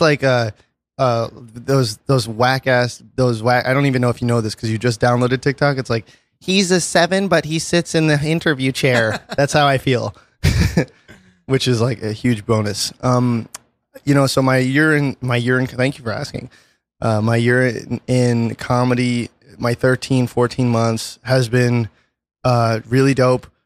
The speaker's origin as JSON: {"language": "English", "town": "New York City", "region": "New York", "country": "United States", "said": "I'm from Brooklyn"}